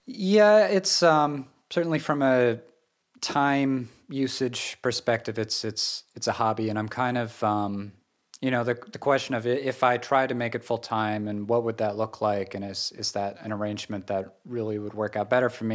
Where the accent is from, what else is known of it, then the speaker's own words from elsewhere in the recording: western Massachusetts, United States; moved away as an adult; also born or lived in Japan / Seattle; I grew up in this area